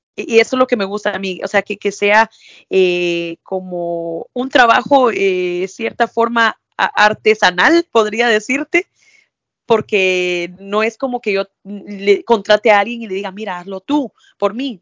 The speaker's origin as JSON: {"language": "Spanish", "town": "Villa Nueva", "region": "Guatemala Department", "country": "Guatemala", "tie": "born or raised there", "also_born_or_lived": "Quiché", "moved": "as an adult", "lives_now": "New York, United States", "said": "Yo soy de Guate, ¿verdad? Eh, crecí en Villanueva, pero mi familia es de un municipio del Quiché"}